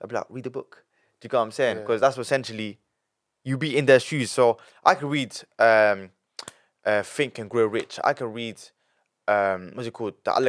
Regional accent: Italy; born there; I was born in Italy, and then he had to leave everything.

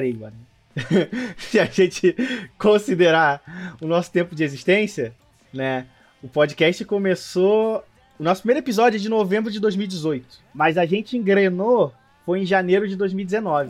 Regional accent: Brazil; como brasileiros, tivemos uma experiência com Kamen Riders da Era Showa

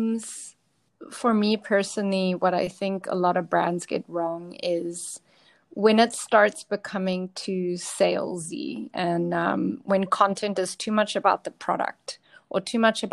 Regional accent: South Africa; I'm from South Africa.

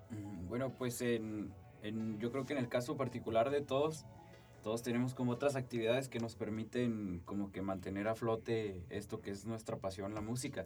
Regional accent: Rincón de Romos, Aguascalientes, Mexico; del merito Rincón de Romos, Aguascalientes

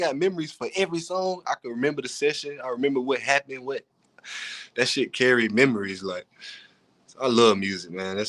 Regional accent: Cincinnati, Ohio, United States; born there; now in Fargo, United States; Well, I was born in Cincinnati, Ohio.

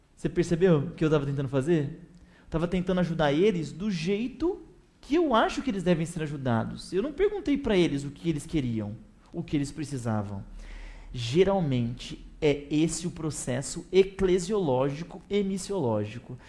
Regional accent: interior of São Paulo state, Brazil; now in São Paulo, Brazil; eu sou paulistano, né? É, eu sou do interior, mas estou muito tempo em São Paulo

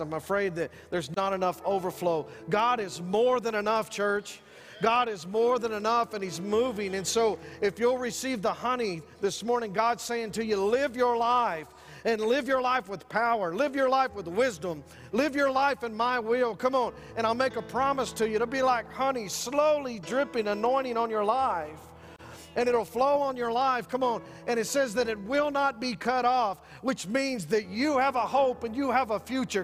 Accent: San Angelo, Texas, United States; I'm from Northside San Angelo

